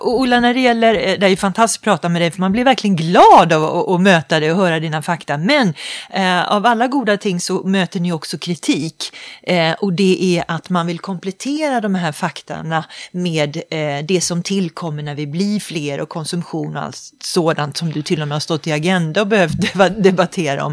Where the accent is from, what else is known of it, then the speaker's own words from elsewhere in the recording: Sweden; känna sig lite stolt som svensk